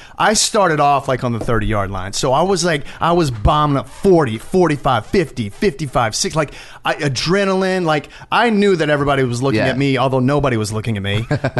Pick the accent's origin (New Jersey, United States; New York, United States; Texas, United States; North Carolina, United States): Texas, United States; Longview; also born or lived in Tyler; I was born in Tyler, and my dad worked in Tyler, but I grew up in a town called Longview, which is like 40 minutes from Tyler, and it's a small town.